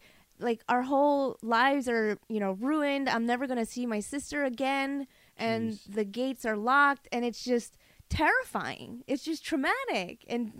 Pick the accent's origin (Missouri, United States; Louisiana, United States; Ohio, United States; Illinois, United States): Illinois, United States; Chicago; first language Korean; English is a second language; also born or lived in River Grove, Illinois; I grew up in Rogers Park.